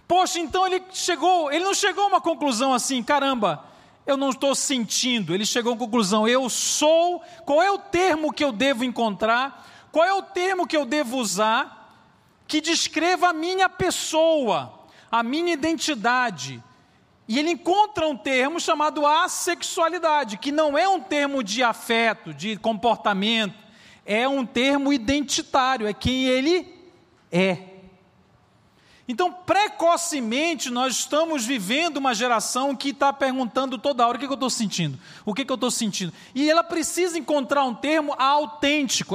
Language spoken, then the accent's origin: Portuguese; Belém, Pará, Brazil; now in Belo Horizonte, Brazil; Eu moro em BH, mas eu sou natural lá de Belém do Pará